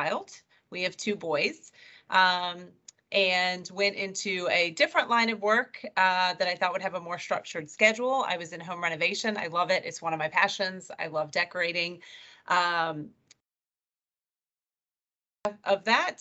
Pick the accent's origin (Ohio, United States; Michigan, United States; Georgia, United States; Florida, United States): Georgia, United States; Marietta; also born or lived in Alabama; I was born and raised in Marietta, Georgia, lived there my entire life, except for when I went away to college